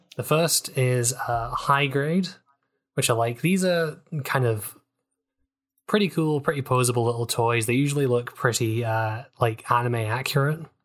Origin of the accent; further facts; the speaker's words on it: United Kingdom; accent: British; my accent, I have the horrible curse of British.